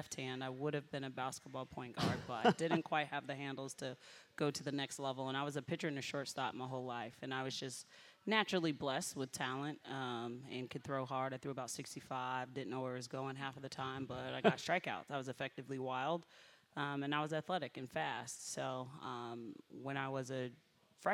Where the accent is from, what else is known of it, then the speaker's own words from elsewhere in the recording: Colorado, United States; moved away as an adult; also born or lived in Baton Rouge, Louisiana; I'm from Colorado